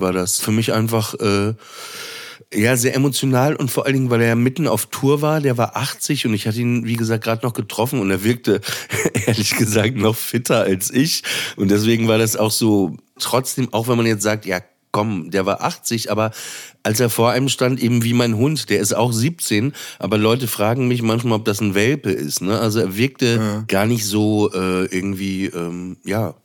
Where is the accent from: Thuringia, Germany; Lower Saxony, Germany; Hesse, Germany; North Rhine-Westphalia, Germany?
Lower Saxony, Germany; Papenburg; in der Nähe von Papenburg, wo ich aufgewachsen bin